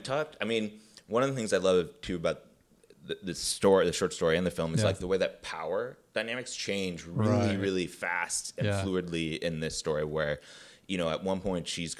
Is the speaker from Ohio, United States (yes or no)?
no; Glencoe, Illinois, United States; So I grew up in Glencoe, which is a suburb of Chicago.